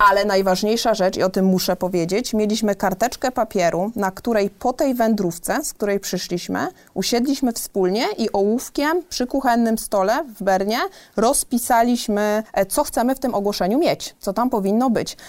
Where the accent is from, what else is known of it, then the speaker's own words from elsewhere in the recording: southern Poland, Poland; moved away as an adult; also born or lived in Warsaw / Switzerland; now in Gdańsk, Poland; Ja pochodzę z małej miejscowości, właśnie w bloku, w którym przeżyłam 19 e, lat mojego życia pierwszych